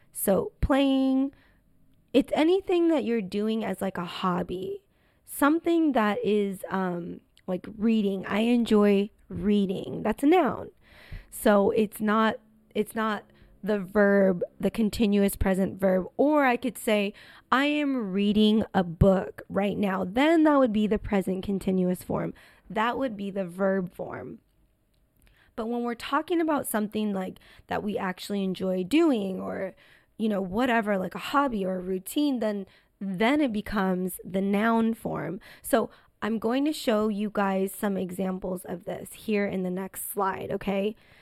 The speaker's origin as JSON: {"language": "English", "country": "United States", "accent": "American English", "said": "This is American English, and obviously because I'm American, I say on the weekends"}